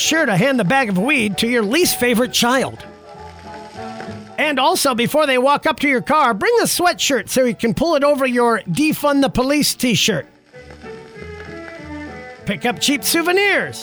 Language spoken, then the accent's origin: English; Alaska, United States; So, growing up in Alaska